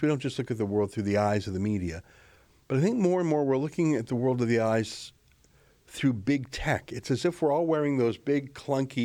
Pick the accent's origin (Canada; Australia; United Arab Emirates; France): Canada; as a Canadian citizen in the country of Canada